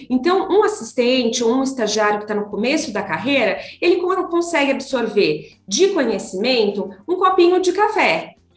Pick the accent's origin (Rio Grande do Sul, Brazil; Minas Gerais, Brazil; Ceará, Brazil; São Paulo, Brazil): São Paulo, Brazil; Taubaté; moved away as an adult; now in São Paulo, Brazil; eu sou do interior de São Paulo, Taubaté, e lá eu fiz faculdade